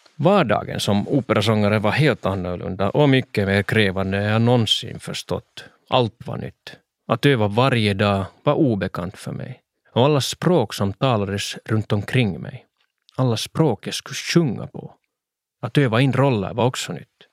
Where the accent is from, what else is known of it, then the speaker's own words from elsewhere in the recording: Swedish-speaking Finland, Finland; olika teaterscener hemma i Svenskfinland